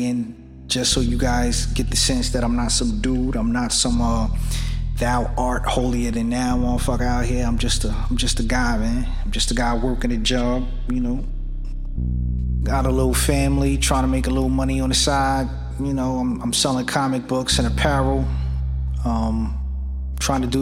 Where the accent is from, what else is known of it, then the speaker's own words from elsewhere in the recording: New York City, New York, United States; now in Pennsylvania, United States; I'm from Brooklyn, New York, but I live in Pennsylvania.